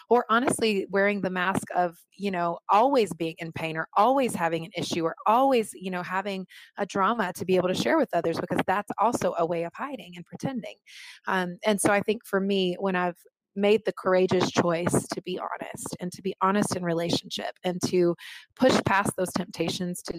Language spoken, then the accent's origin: English; the South, United States; And being born and raised in the South, as I've already said, you know, I learned a lot about truth telling.